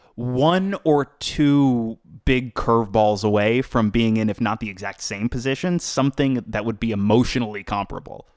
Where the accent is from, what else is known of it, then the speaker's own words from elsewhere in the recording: Boca Raton, Florida, United States; I grew up in South Florida